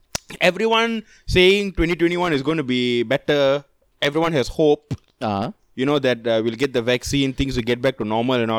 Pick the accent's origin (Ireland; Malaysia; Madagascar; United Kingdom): Malaysia